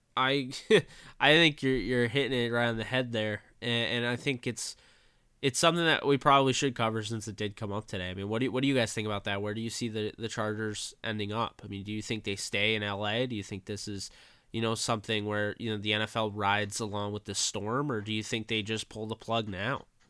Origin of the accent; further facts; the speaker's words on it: New York, United States; growing up in New York as a Rams fan